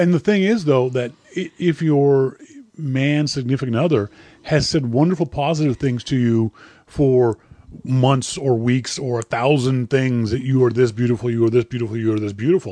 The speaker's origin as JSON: {"language": "English", "region": "Nova Scotia", "country": "Canada", "said": "I'm from Nova Scotia, Nova Scotia, Canada."}